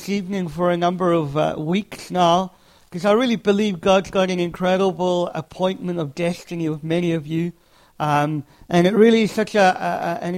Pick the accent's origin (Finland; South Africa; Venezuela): South Africa; moved away; I'm from South Africa originally.